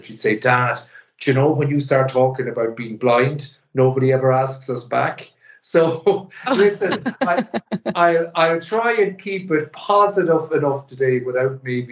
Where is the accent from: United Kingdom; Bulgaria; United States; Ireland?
Ireland; the Northwest; moved away as an adult; also born or lived in Dublin; I was born up in the Northwest, a kind of, again, an unremarkable but happy kind of a childhood and teenage life.